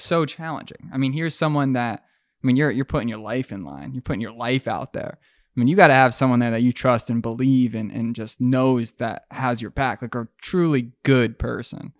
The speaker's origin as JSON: {"language": "English", "country": "Mexico", "tie": "born or raised there", "said": "Growing up in Mexico"}